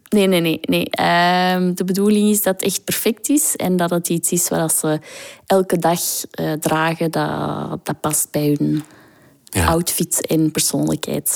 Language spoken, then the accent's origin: Dutch; Botswana; moved away; also born or lived in South Africa / Kenya; In Zuid-Afrika. En ik ben opgegroeid in Botswana.